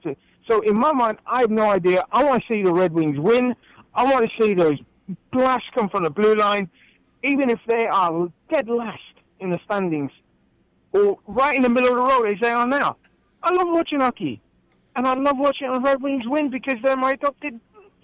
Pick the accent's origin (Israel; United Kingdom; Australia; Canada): United Kingdom; England; now in Grand Rapids, United States; growing up in England, being a true football fan, as I am